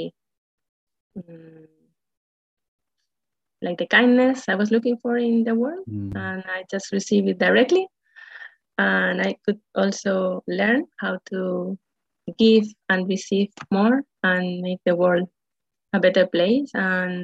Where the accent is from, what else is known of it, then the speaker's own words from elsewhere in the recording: Spain; also born or lived in Madrid; I'm living in Madrid. I'm from Spain.